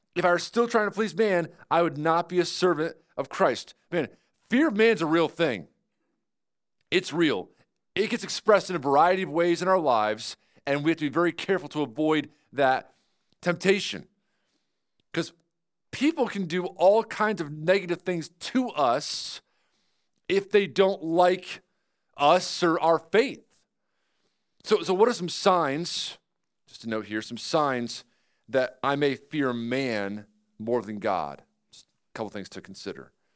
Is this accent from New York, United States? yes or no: yes; New York, United States; now in Grove City, Ohio, United States; I'm from New York